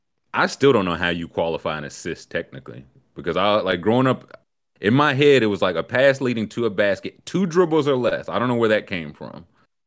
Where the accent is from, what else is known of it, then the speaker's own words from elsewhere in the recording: New Jersey, United States; I've never seen those people in my life, man. Yeah. I'm from New Jersey, man. Get me out of here.